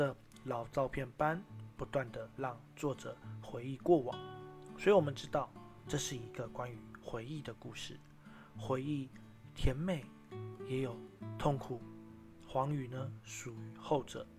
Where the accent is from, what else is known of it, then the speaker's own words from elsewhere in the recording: Miaoli, Miaoli County, Taiwan; 可是呢，我的家乡苗栗国呢也遇到相同的问题，人口老化，年轻人被迫离开，到了其他县市打拼发展，城市失去了生机，只能等待时间带走一切。